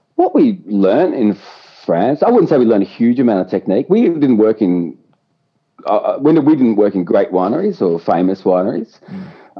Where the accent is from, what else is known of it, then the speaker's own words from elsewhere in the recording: Yarra Glen, Victoria, Australia; I grew up in Yarra Glen